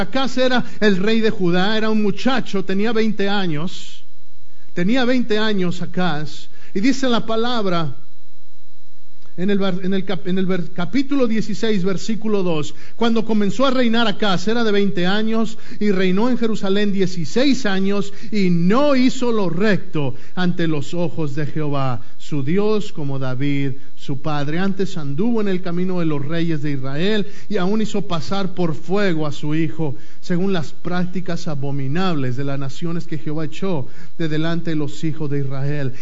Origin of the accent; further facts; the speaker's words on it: Mexico City, Mexico; yo crecí en el DF